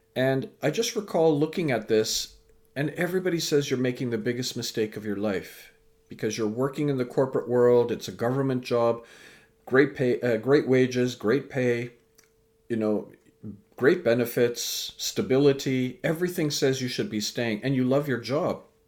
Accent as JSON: {"language": "English", "town": "Vancouver", "region": "British Columbia", "country": "Canada", "tie": "born or raised there", "also_born_or_lived": "England", "said": "I was born in England, raised in Canada"}